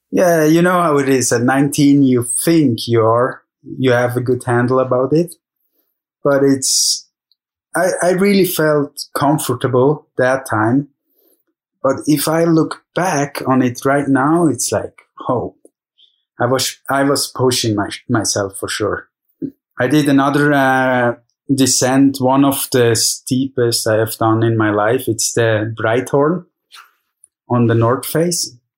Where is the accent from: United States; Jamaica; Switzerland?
Switzerland; Zermatt, Valais; I'm in Zermatt, Switzerland, my hometown